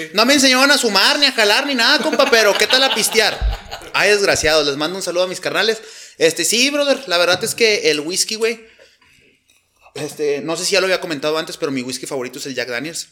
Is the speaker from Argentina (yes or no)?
no; Nuevo León, Mexico; moved away as an adult; now in Chihuahua, Mexico; soy nacido en Nuevo León. Tengo cinco años ya viviendo acá en, Chihuahua